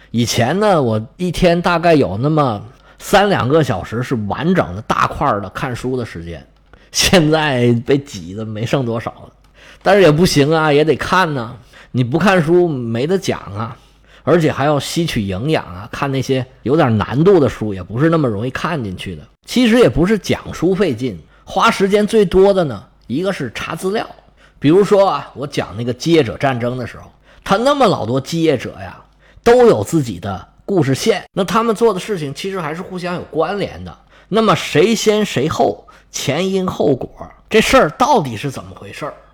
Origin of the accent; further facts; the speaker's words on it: China; 我们中国人